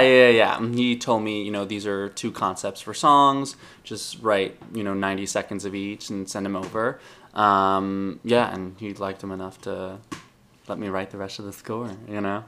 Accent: Long Island, New York, United States; I grew up on Long Island

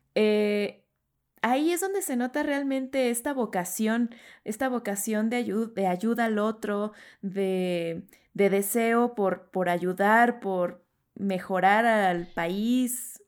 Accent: Mexico; siendo latinos, mexicanos

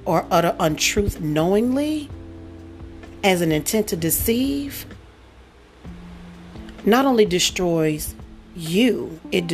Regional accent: New Orleans, Louisiana, United States; moved away; also born or lived in Dallas, Texas; New Orleans, Louisiana, by way of Dallas, Texas

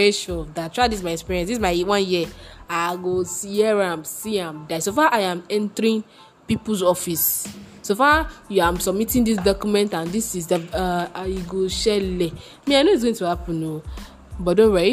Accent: Nigeria; as a Nigerian person

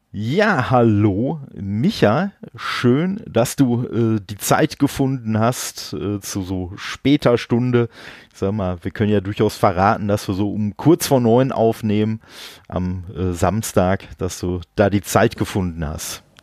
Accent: Dortmund, North Rhine-Westphalia, Germany; now in Duisburg, Germany; ich wohne in Duisburg. Gebürtig, äh, bin ich aus Dortmund

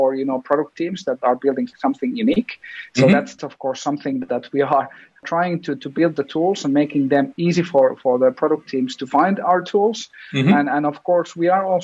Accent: Finland; we come from Finland

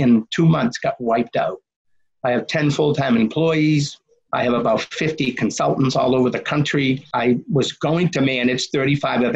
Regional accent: Medford, Massachusetts, United States; I grew up in Medford, Mass

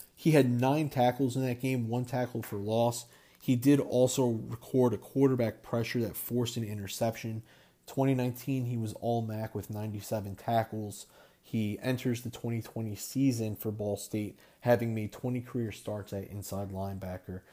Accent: Crystal Lake, Illinois, United States; also born or lived in Florida; I was born in Florida, but I grew up in the Chicago suburbs, Crystal Lake, Illinois. That is home

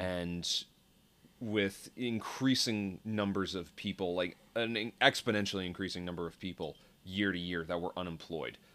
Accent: New York, United States; also born or lived in Westchester County; I grew up in New York.

